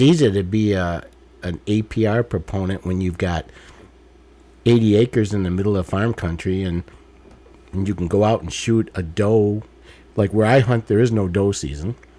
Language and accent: English; Detroit, Michigan, United States; I grew up in Detroit